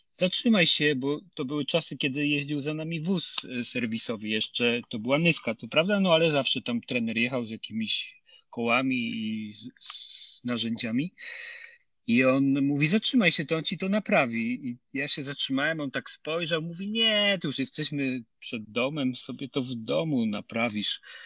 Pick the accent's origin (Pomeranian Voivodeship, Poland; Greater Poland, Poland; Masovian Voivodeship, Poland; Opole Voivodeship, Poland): Opole Voivodeship, Poland; Nysa; also born or lived in Lower Silesia; ja pochodzę z Nysy